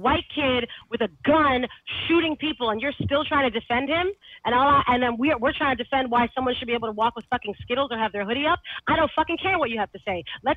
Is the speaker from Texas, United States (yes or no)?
no; Hudson Valley, New York, United States; now in New York City, United States; I grew up around a lot of hunting. I grew up in the Hudson Valley